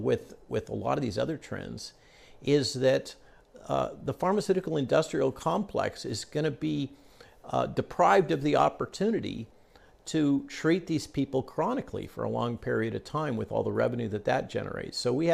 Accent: Virginia, United States; they apparently want to do it in my home state in Virginia.

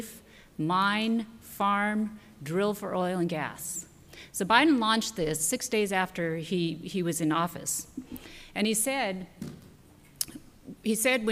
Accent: central Nevada, United States; I was raised on a ranch in central Nevada

